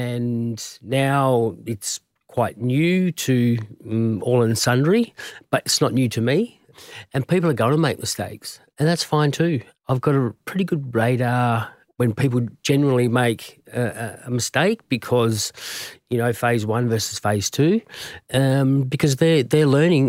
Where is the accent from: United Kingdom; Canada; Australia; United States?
Australia; Perth, Western Australia; there was a time when I was growing up in Perth and the WA Shield team made up, I think it was 7, maybe 8 of the Australian cricket team at that time.